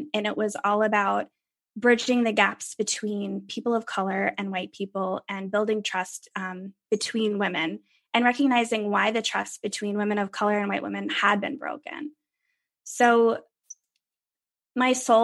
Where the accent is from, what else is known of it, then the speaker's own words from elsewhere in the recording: Pennsylvania, United States; also born or lived in New York; now in California, United States; I grew up in Pennsylvania